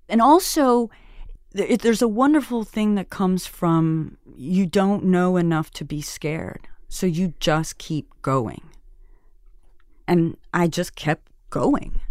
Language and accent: English; Alice, Texas, United States; moved away as an adult; also born or lived in Washington, D.C. / Mexico / Seattle / New York; growing up in Alice, it was a gift